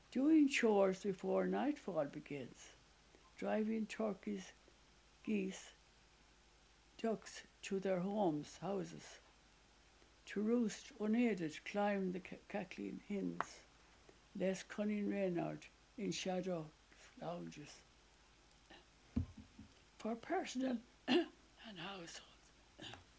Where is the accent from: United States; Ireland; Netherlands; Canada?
Ireland; moved away as an adult; also born or lived in England; only a couple of us who remained in Ireland. And afterwards, I came back to Dublin